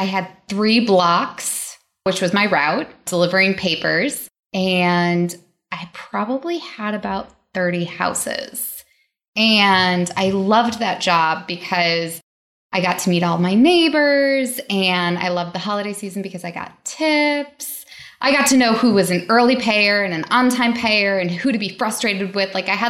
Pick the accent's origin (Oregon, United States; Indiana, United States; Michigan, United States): Michigan, United States; outside of Detroit; I grew up outside of Detroit in a suburb that was low to middle income.